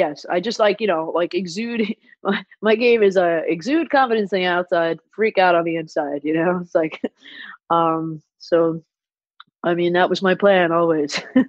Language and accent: English; New York, United States; I don't even mean where I'm from as far as on the map. I mean, like, you know, children of immigrants that, you know, come to New York